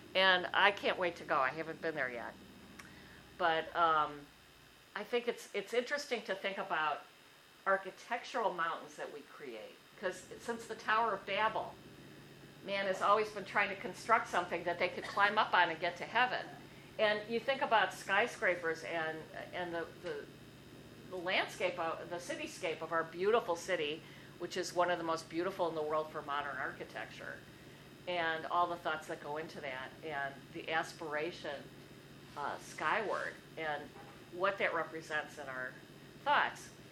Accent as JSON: {"language": "English", "town": "Milwaukee", "region": "Wisconsin", "country": "United States", "tie": "born or raised there", "said": "I grew up on in Milwaukee along Lake Michigan"}